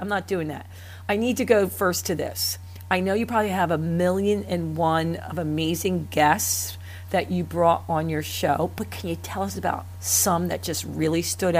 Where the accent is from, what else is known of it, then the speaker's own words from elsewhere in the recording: Phillipsburg, New Jersey, United States; I grew up in Phillipsburg, New Jersey.